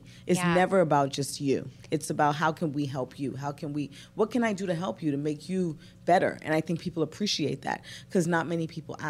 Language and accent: English; New York City, New York, United States; I'm a girl from Brooklyn, born and raised.